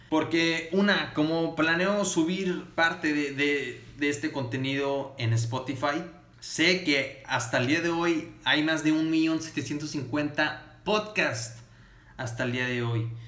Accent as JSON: {"language": "Spanish", "town": "Matamoros", "region": "Tamaulipas", "country": "Mexico", "said": "yo soy de Matamoros, Tamaulipas, al norte de México."}